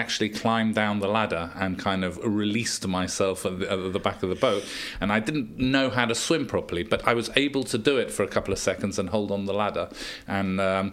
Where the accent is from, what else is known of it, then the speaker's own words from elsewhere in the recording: Gibraltar; growing up in Gibraltar, it was always a safe place